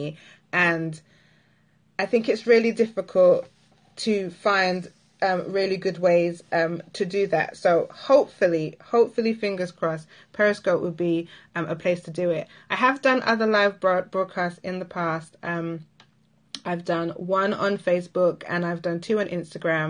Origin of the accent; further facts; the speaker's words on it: Barbados; if you're an island girl like myself, I'm from Barbados